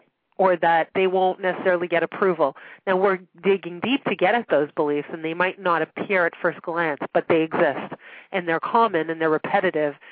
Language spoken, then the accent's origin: English; Montreal, Quebec, Canada; now in Toronto, Canada; I grew up in Montreal